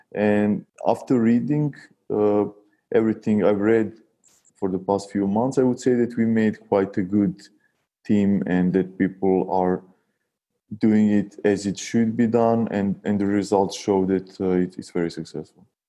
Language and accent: English; Serbia; we, we're from Serbia, a small and, and still poor country